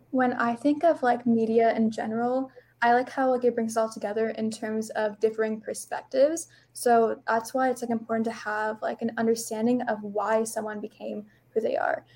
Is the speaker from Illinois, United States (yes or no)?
no; Chandler, Arizona, United States; I am 16 from Chandler, Arizona